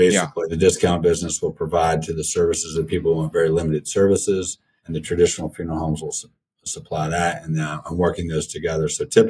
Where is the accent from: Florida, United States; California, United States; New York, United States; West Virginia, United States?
West Virginia, United States; Wheeling; moved away; where I grew up in Wheeling, West Virginia.